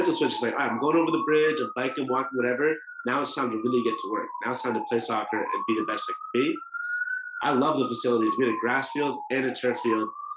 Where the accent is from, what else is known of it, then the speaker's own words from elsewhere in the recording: Boston, Massachusetts, United States; I was born in Boston. I've grown up there for basically my entire life